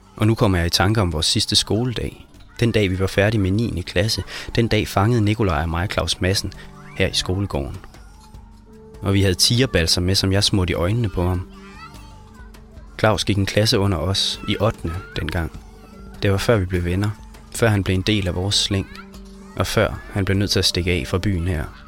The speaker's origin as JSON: {"language": "Danish", "town": "Brædstrup", "region": "Central Denmark Region", "country": "Denmark", "tie": "born or raised there", "moved": "yes"}